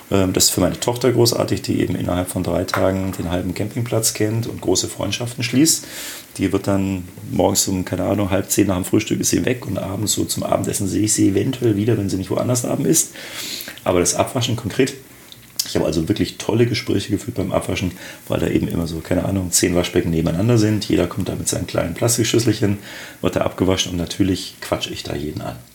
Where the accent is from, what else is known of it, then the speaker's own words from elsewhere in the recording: Augsburg, Bavaria, Germany; moved away as an adult; now in Berlin, Germany; Äh, geboren in Augsburg, dort auch studiert, dann nach dem Abitur erst nach Frankfurt, dann nach Düsseldorf und jetzt seit 19 Jahren in Berlin.